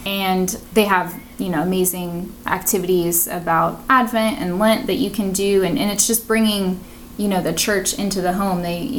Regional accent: Massachusetts, United States; also born or lived in New Hampshire; Like, I grew up in Massachusetts and New Hampshire, but you come down here and it's just you adjust to the Florida weather and it's just like no more.

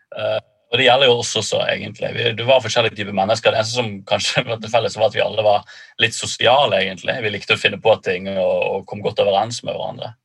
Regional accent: Bergen, Vestland, Norway; moved away as an adult; Jeg er født og oppvokst i Bergen

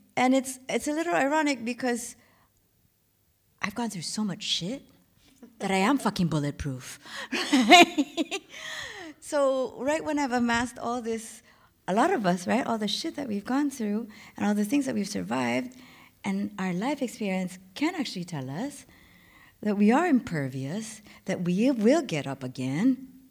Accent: Philippines; moved away as an adult; now in Berlin, Germany; I'm from the Philippines

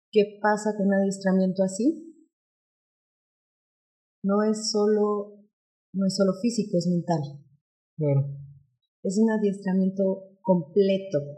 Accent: Mexico City, Mexico; Nosotros venimos de la Ciudad de México. En la Ciudad de México hay muchas, muchas escuelas de agilidad

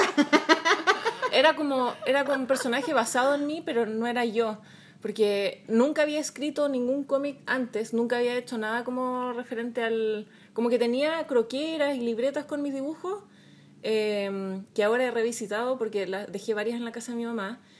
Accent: Antofagasta, Chile; moved away as an adult; also born or lived in Santiago, Chile / Berlin, Germany / London, United Kingdom; now in Hastings, United Kingdom; nací en Santiago, pero me crié en Antofagasta. Mm. Soy chilena

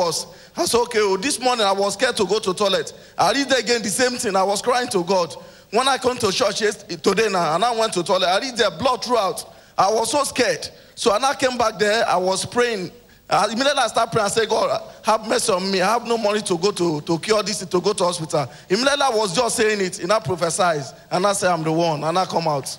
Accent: Delta, Nigeria; now in Lagos, Nigeria; I'm from Delta State. I live in Lagos.

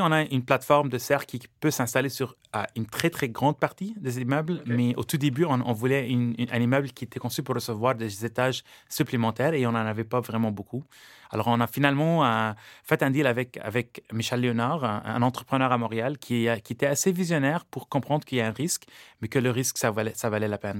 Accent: Lebanon; now in Canada; je suis libanais d'origine et au Liban, j'ai vécu dans le monde de l'agriculture.

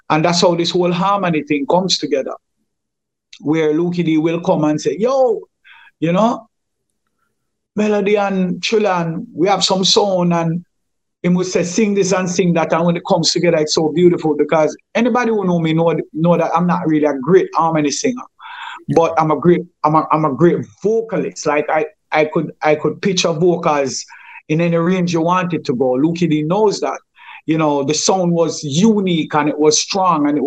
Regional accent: Kingston, Jamaica; me, Lukey, and Chilla was much closer because we grew up together in Firehouse mm. at King Tubby's and so on and so on.

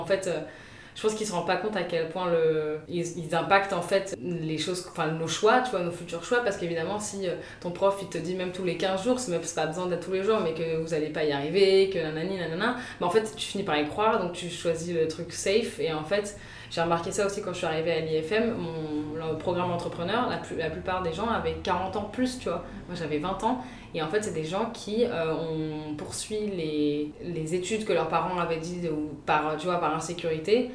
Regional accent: Paris, Île-de-France, France; also born or lived in London; j'habite à Paris, je suis née à Paris, j'ai habité 5 ans à Londres

